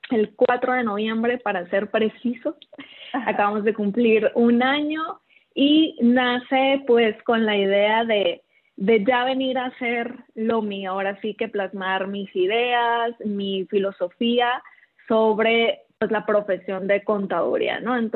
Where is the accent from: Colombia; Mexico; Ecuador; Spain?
Mexico; Culiacán, Sinaloa; Sí, soy de Culiacán.